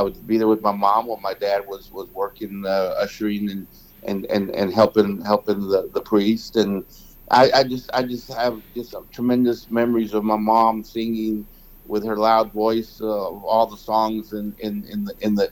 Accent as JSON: {"language": "English", "town": "Houston", "region": "Texas", "country": "United States", "tie": "born or raised there", "also_born_or_lived": "Cuero, Texas", "said": "I was born in Cuero. We didn't move to Houston until I was in the fourth grade."}